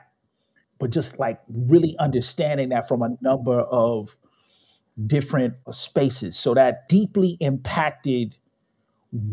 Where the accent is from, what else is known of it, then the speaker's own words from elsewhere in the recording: Chicago, Illinois, United States; Born and raised in Chicago, south side of the city